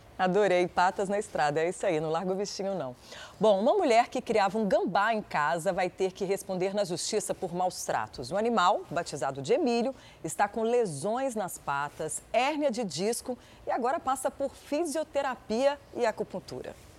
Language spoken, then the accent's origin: Portuguese; Minas Gerais, Brazil; Eu, como uma boa mineira, já comi muito torresmo